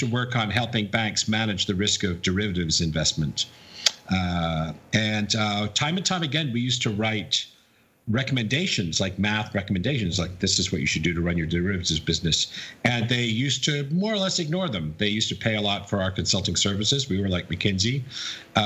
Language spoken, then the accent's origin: English; United Kingdom; moved away; also born or lived in Wisconsin, United States / New York, United States; I'm a Brit